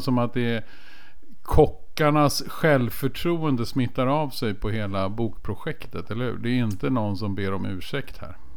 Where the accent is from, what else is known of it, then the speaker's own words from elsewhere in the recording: Stockholm, Stockholm County, Sweden; jag har ju redan avslöjat mig som stockholmare